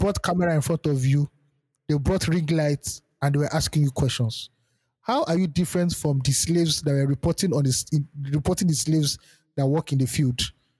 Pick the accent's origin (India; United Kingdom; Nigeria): Nigeria; And this is me speaking as a Nigerian.